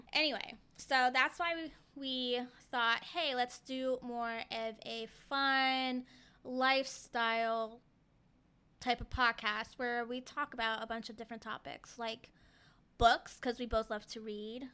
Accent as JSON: {"language": "English", "town": "Fairfax", "region": "Virginia", "country": "United States", "tie": "born or raised there", "said": "I grew up in Fairfax, Virginia"}